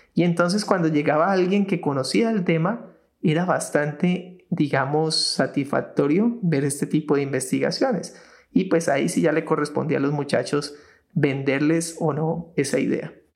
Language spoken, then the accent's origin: Spanish; Colombia; nosotros acá en Colombia